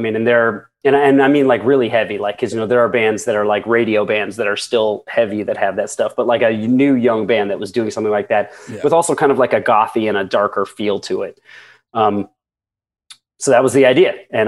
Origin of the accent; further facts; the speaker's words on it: Indiana, United States; When I was 17, I grew up in Indiana